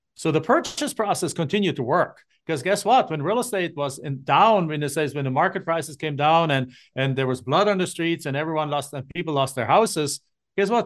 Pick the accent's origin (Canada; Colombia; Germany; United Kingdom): Germany; moved away as an adult; now in Phoenix, United States; I'm not from the United States. I'm from Germany, and I came in nineteen ninety-seven on a student exchange program to finish my college degree